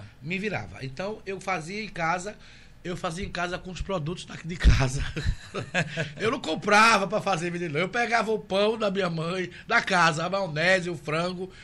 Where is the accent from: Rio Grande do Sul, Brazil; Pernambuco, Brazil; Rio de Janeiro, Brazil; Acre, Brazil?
Pernambuco, Brazil; Recife; also born or lived in Jaboatão dos Guararapes / Germany; hoje eu tenho 42 anos e nasci em Recife.